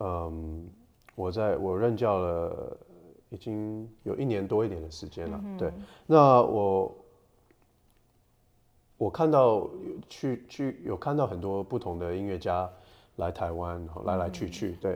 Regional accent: United States; also born or lived in Taiwan; 我是在美国长大的，

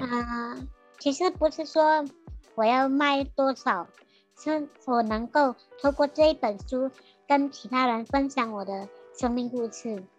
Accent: Sandakan, Sabah, Malaysia; moved away as an adult; now in Taiwan; 我家乡三打根

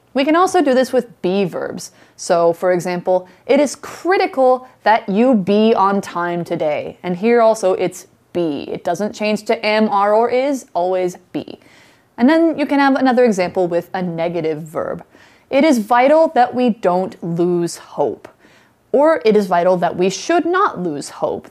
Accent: Idaho, United States; Idaho is my home state.

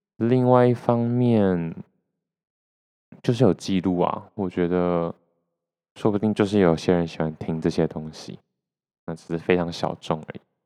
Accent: Taiwan; 我是出生在台湾

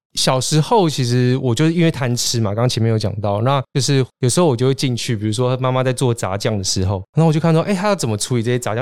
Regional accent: Keelung, Taiwan; now in Taipei, Taiwan; 我是基隆人，是。那我大部分时间都待在台北

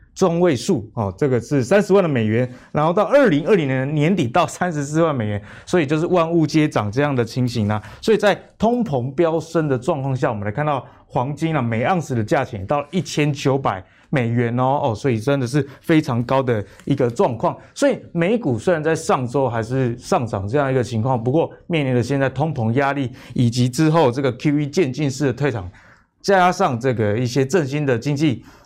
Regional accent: Pingtung County, Taiwan; 住在我老家平东

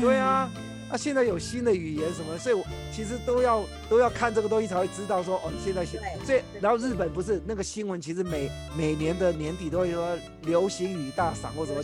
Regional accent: Taiwan; 我们台湾人

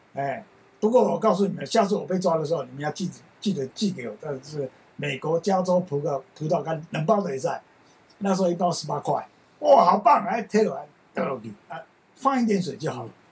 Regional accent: Taiwan; 我们台湾人喝酒很没有风

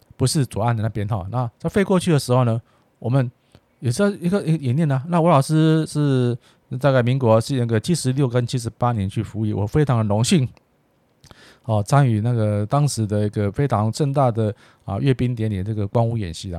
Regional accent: Taiwan; 纯粹是我们台湾人的，啊，子弟

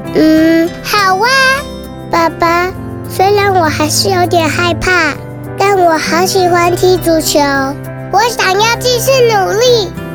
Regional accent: Taipei, Taiwan; 我来自台北。我读中班

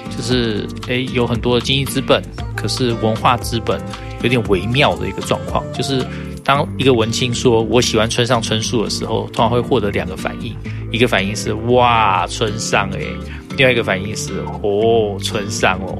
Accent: Taiwan; 在我们念大学那段时间，你可以看到台大的一一性社团全部开始衰落下去

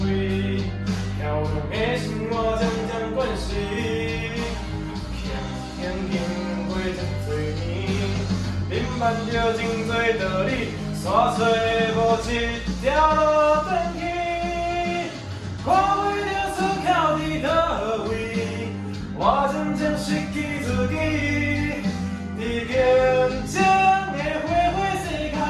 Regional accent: Taichung, Taiwan; moved away as an adult; 因为我从台中下来的，

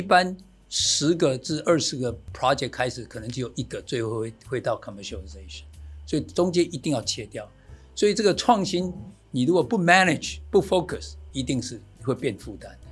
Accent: Taiwan; moved away; also born or lived in United States; 台湾，我从一九八二年回来到现在

